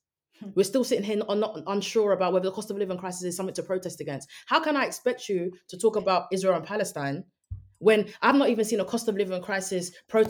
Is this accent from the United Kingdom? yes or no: yes; United Kingdom; But we are also political people just as British people, because of the role our government plays in international geopolitics.